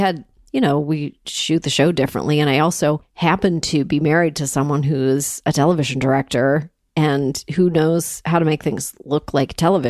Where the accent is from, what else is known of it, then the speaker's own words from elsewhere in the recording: Toronto, Ontario, Canada; now in United States; I'm from Toronto